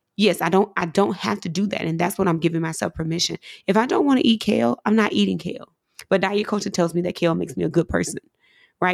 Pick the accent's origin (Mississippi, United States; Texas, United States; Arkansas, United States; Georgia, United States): Mississippi, United States; coming from where I'm from, growing up in Mississippi